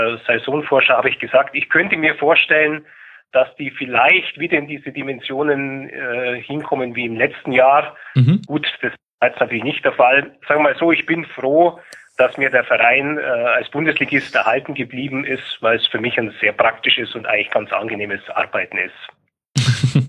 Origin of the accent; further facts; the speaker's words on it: Augsburg, Bavaria, Germany; ich bin zwar gebürtiger Augsburger und habe meine Bindungen dorthin